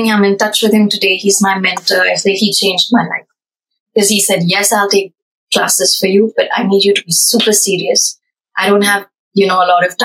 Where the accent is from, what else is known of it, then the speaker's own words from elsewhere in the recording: Bangalore, Karnataka, India; now in Paris, France; growing up in India, we don't see that, like, in bus stops or in Bangalore back then. We didn't have a metro